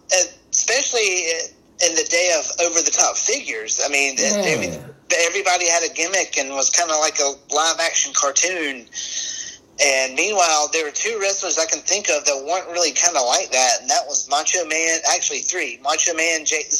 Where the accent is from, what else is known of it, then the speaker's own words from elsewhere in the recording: Macon, Georgia, United States; Born and raised and still live in Georgia. I mean, this was NWA Jim Crockett country.